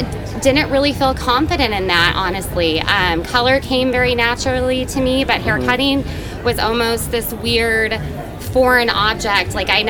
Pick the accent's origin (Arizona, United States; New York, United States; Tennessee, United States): Arizona, United States; Tucson; I'm from Tucson, Arizona